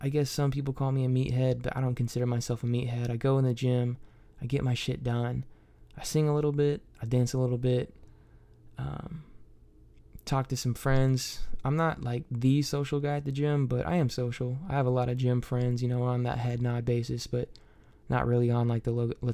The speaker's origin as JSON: {"language": "English", "town": "Troy", "region": "Ohio", "country": "United States", "also_born_or_lived": "Kentucky", "moved": "as an adult", "said": "I'm from Troy, Ohio"}